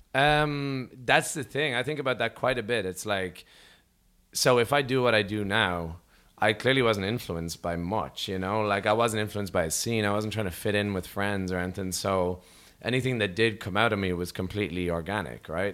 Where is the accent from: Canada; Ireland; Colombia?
Ireland; Rathcoole, Leinster; from Rathcool in Dublin and Ireland